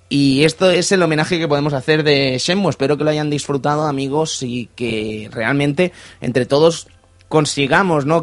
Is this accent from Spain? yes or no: yes; Cerdanyola del Vallès, Catalonia, Spain; Y de Sardañola del Vallés, la ciudad del peligro y la Uralita